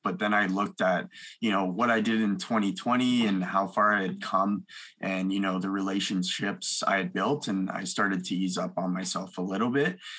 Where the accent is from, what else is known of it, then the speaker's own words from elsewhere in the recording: Milton, Ontario, Canada; also born or lived in Mississauga, Ontario; I uh, grew up between Milton, Ontario and Mississauga. I was born in Mississauga